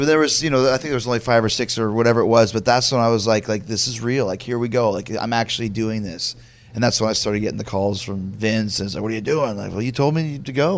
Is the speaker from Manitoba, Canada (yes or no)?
yes; Winnipeg, Manitoba, Canada; also born or lived in United States; I'm from Winnipeg as well